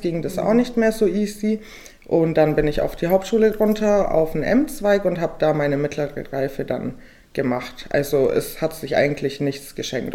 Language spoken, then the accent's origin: German; Weißenhorn, Bavaria, Germany; also born or lived in Augsburg; now in Ulm, Germany; Ich bin gebürtige Weißenhornerin. Ich komme aus der schönen Fuggerstadt in Weißenhorn. ja, und da bin ich geboren und aufgewachsen.